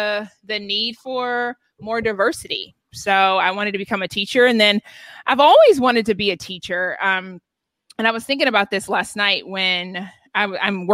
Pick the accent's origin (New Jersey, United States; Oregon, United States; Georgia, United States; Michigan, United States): Georgia, United States; Atlanta; moved away as an adult; now in Los Angeles, United States; I grew up in Atlanta, in a predominantly white neighborhood in Atlanta.